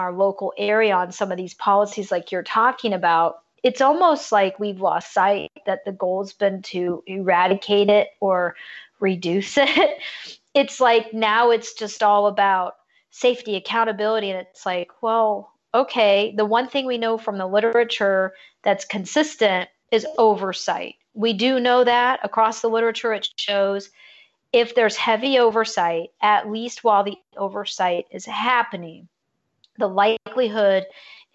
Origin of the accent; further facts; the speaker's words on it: California, United States; also born or lived in Georgia / Virginia; now in Florida, United States; I'm originally from California